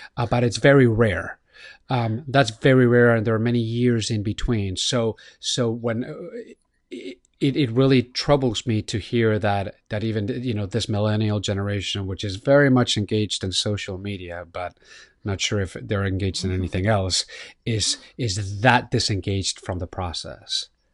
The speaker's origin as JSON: {"language": "English", "town": "Miami", "region": "Florida", "country": "United States", "tie": "born or raised there", "said": "It's my hometown"}